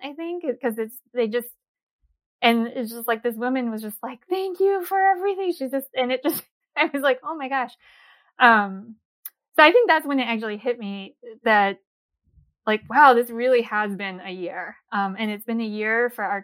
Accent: East Coast, United States; also born or lived in Korea; now in upper Midwest, United States; I grew up in the East Coast

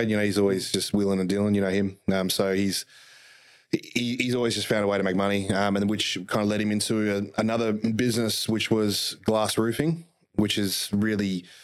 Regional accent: The Entrance, New South Wales, Australia; I was actually born in Gosford, lived in Terrigal. Born and bred at The Entrance

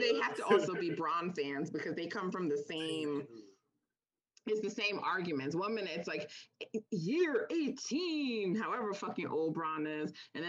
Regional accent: Jamaica; I'm Jamaican, and we have this thing we say, like, you know, my spirit don't take you.

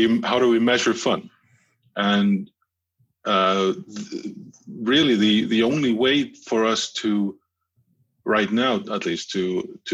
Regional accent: Iceland; since I'm from Iceland

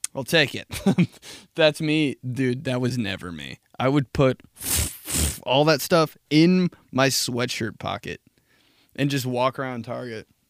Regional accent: United States; I'm from America.

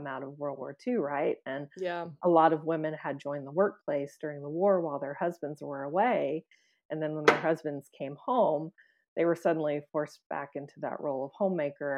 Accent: Springfield, Missouri, United States; my hometown, which is Springfield, Missouri

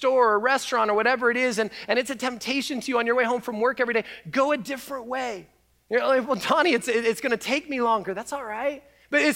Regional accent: Canada; now in United States; as a Canadian

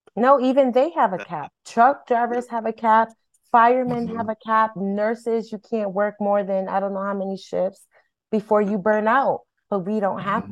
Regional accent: Hartford, Connecticut, United States; I was born and raised in Hartford, and I'm a product of Hartford schools

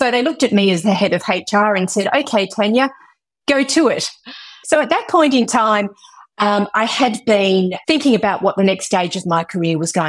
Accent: Western Australia, Australia; I was born and bred in Western Australia

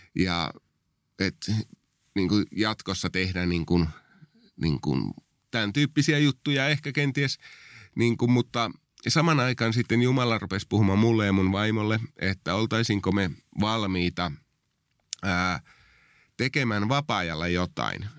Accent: Oulu, North Ostrobothnia, Finland; moved away as an adult; also born or lived in southern Finland; mä oon lähtöisin tuolta vähän pohjoisempaa Oulusta, josta on päätynyt sitten vuosien varrella tänne etelään sitten työn perässä

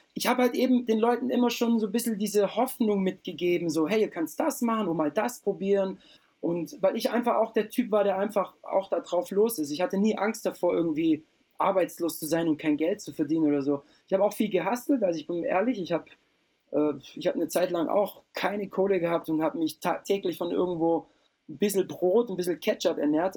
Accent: Lindau, Bavaria, Germany; also born or lived in Austria; bei uns unten am Bodensee gab es einen fetten Club

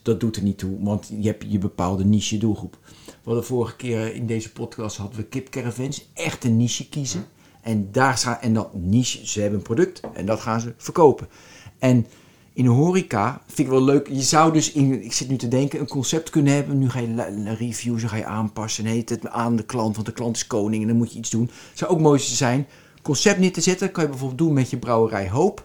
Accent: Westland, South Holland, Netherlands; moved away; En ik kom uit het Westland. En in het Westland eet je dat.

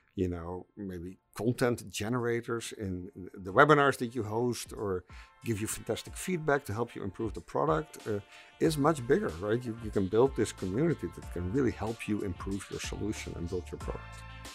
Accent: Netherlands; I'm, I'm from the Netherlands

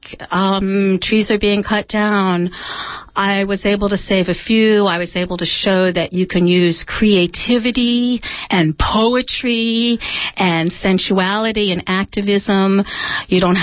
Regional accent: Mendocino, California, United States; I'm from Mendocino

